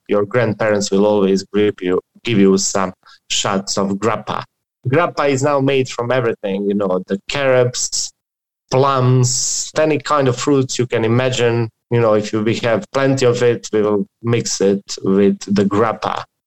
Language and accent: English; Dubrovnik, Dubrovnik-Neretva County, Croatia; I come from Croatia